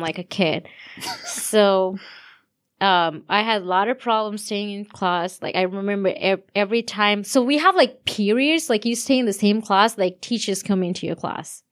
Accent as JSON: {"language": "English", "country": "Sri Lanka", "tie": "born or raised there", "moved": "yes", "said": "I'm from Sri Lanka"}